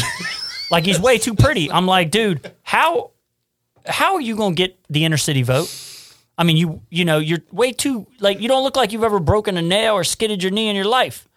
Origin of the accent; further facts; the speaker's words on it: Cincinnati, Ohio, United States; I grew up in Price Hill, poor Appalachian kind of community